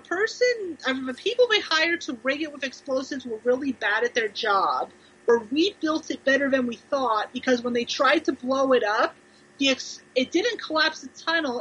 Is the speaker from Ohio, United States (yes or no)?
yes; Ohio, United States; now in Kentucky, United States; I'm from Ohio